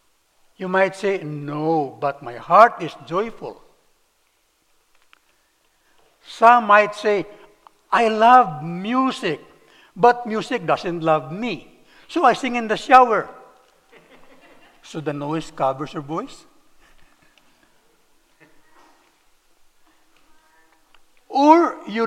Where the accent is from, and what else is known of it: Philippines; moved away as an adult; also born or lived in Cebu City, Philippines; now in United States